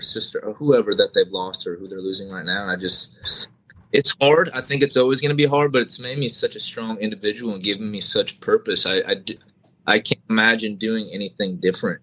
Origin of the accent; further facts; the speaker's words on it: Iowa, United States; moved away; my home state of Iowa